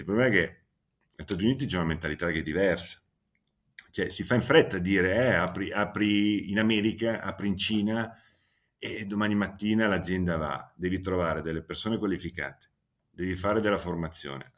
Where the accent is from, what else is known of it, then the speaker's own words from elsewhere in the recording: Milan, Lombardy, Italy; la sera preferisco tornarmene a casa a Milano perché sono sempre cresciuto lì sin da piccolo